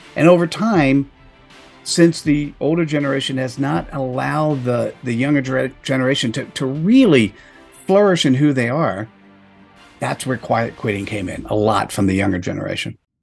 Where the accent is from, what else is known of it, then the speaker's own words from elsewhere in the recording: New Jersey, United States; in the East Coast of the United States, uh, formative years technically was in New Jersey